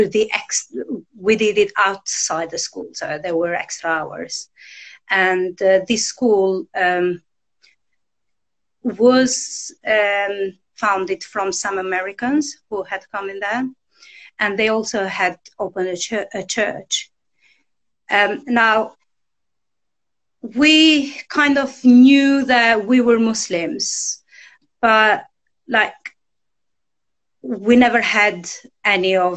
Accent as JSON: {"language": "English", "country": "Albania", "tie": "born or raised there", "moved": "yes", "said": "I was born and I grew up in Albania, in a village in northeast Albania."}